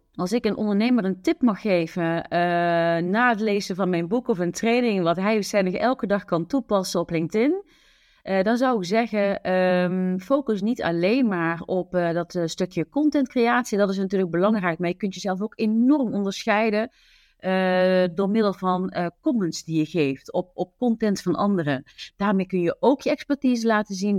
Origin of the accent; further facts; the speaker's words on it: southern Netherlands, Netherlands; accent: zachte G (soft G, southern Dutch); Ik woon samen met mijn dochter Julia in het zuiden van het land